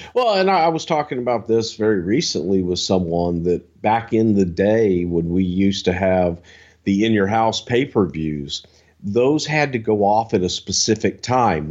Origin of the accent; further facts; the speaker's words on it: the South, United States; I'm from the South